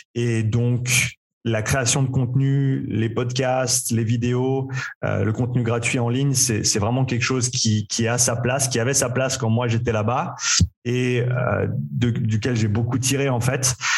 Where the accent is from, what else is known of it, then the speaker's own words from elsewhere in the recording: Nyon, Vaud, Switzerland; moved away as an adult; also born or lived in Vancouver, Canada / Australia; j'ai grandi ici à Nyon en Suisse.